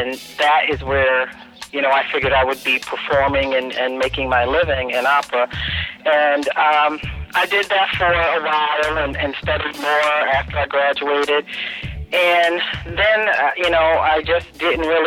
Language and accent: English; Hartford, Connecticut, United States; I am from Hartford, Connecticut